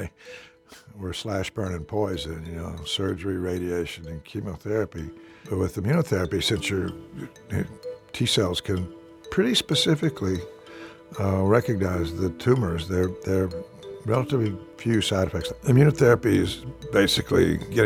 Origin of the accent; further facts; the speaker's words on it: Alice, Texas, United States; I grew up in Alice, Texas